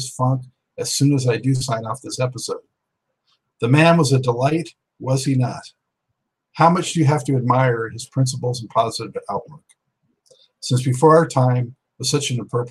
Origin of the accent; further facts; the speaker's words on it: West Coast, United States; moved away as an adult; now in East Coast, United States; I grew up on the West Coast. When I moved out to the East Coast in 2006.